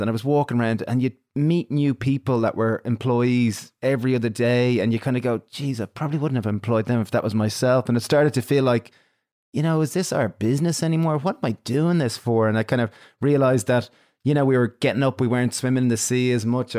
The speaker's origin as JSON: {"language": "English", "country": "Ireland"}